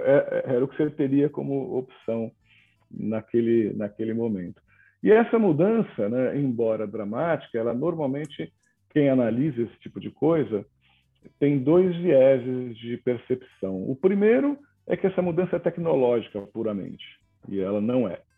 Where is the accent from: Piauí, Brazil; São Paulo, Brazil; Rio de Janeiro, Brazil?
São Paulo, Brazil; now in João Pessoa, Brazil; nasci em São Paulo, nasci na Moca